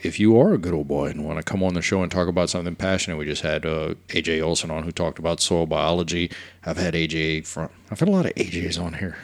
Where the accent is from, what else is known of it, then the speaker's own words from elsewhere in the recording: Cut Off, Louisiana, United States; I grew up in Cutoff near Grand Island